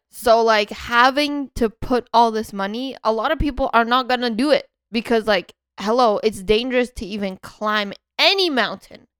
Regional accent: Canada; in Canada, we get up to m, minus, uh, forty, forty something

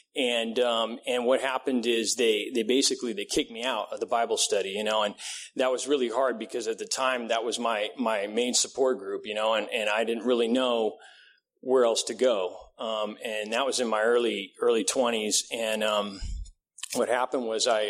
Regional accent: Vista, California, United States; also born or lived in Redding, California / Encinitas, California; was basically raised in Vista, California

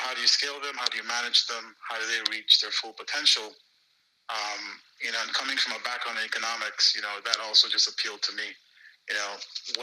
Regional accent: Nigeria; moved away; growing up in Nigeria, you know, my dad was a banker for all his career

